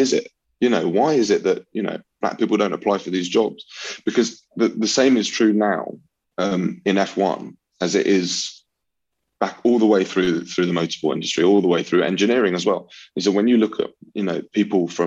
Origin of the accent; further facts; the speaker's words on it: London, United Kingdom; I grew up in North London